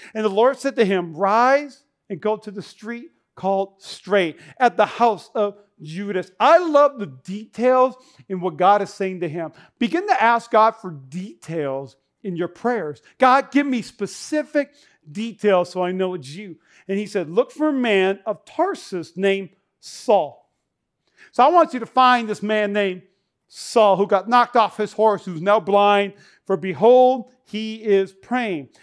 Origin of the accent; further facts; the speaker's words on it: North Dakota, United States; now in Nevada, United States; I grew up in North Dakota